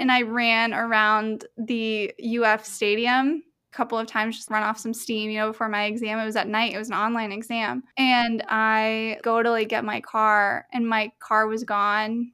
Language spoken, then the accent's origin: English; Melbourne, Florida, United States; I'm from Melbourne.